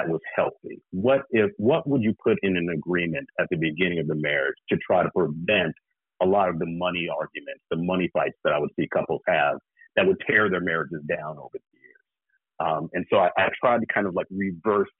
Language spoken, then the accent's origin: English; the South, United States; I'm from the South